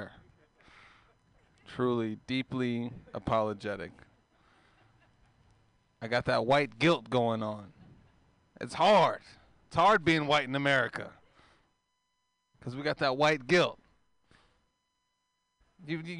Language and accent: English; Oakland, California, United States; I'm from East Oakland. There's not a lot of white people out there